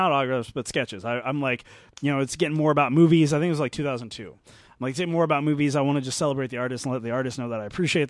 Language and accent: English; Glendale, California, United States; I'm from Glendale.